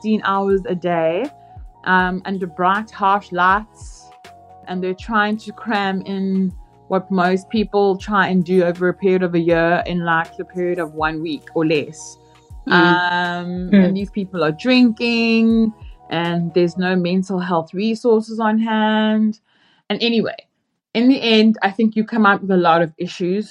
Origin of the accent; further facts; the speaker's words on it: South Africa; now in United States; As a South African in America